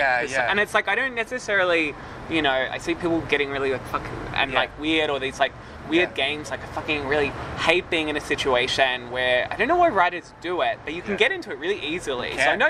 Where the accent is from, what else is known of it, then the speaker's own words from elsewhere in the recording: Melbourne, Victoria, Australia; moved away; I'm from Melbourne